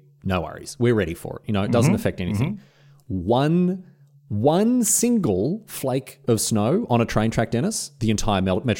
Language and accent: English; Australia